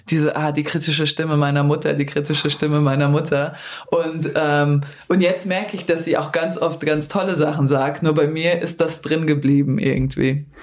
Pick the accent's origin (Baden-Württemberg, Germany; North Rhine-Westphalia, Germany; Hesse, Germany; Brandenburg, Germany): Hesse, Germany; Darmstadt; also born or lived in Yugoslavia; Ich komme aus Darmstadt